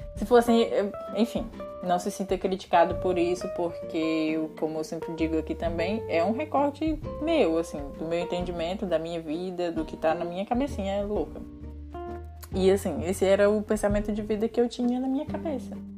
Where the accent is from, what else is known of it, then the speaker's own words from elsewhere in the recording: Jaguaribe, Ceará, Brazil; moved away as an adult; morar em Jaguaribe, que é a minha cidade natal